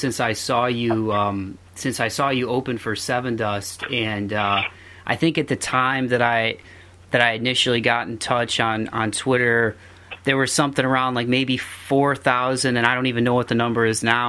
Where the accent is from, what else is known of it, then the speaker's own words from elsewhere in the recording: Toledo, Ohio, United States; in Toledo, my hometown.